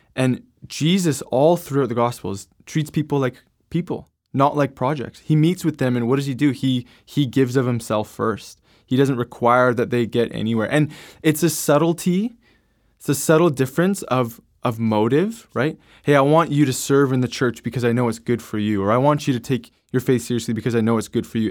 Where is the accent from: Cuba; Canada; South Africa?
Canada; I'm from Canada